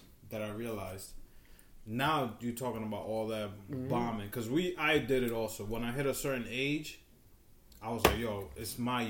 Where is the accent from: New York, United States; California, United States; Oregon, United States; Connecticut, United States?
New York, United States; moved away as an adult; now in Cliffside Park, New Jersey, United States; I grew up in New York.